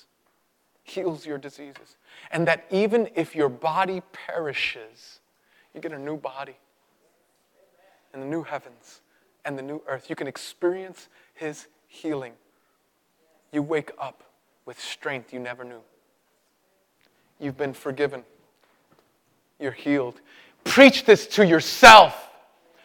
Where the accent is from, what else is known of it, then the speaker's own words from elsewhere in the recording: New York City, New York, United States; I grew up in Brooklyn, and when Brooklyn was real bad. In the 80s